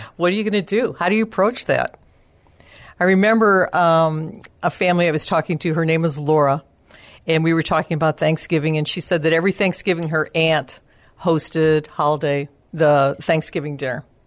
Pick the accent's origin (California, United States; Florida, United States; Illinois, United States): Illinois, United States; Chicago; moved away as an adult; now in San Antonio, United States; I am originally from the Chicago area.